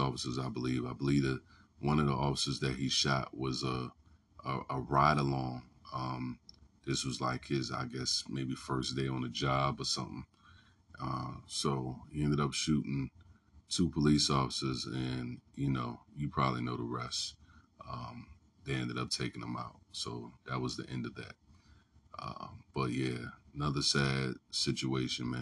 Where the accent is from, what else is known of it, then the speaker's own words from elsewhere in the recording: Newport News, Virginia, United States; I'm from Newport News